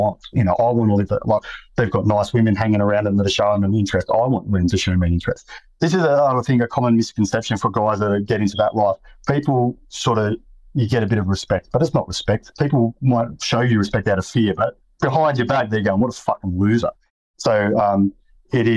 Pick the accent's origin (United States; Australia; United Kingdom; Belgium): Australia; Sydney, New South Wales; I grew up in Western Sydney.